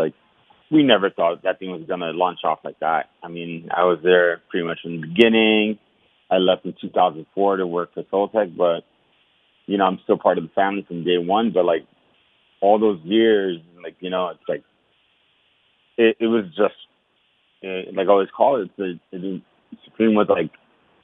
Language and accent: English; New York City, New York, United States; growing up in Washington Heights was hard